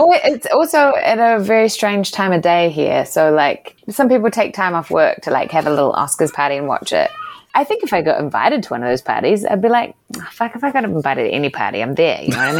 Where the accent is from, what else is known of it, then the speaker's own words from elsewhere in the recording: New Zealand; also born or lived in New York; "I'm from New Zealand."